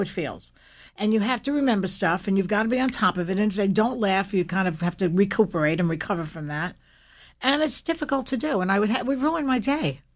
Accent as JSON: {"language": "English", "town": "New York City", "region": "New York", "country": "United States", "tie": "born or raised there", "said": "I grew up in Williamsburg, Brooklyn"}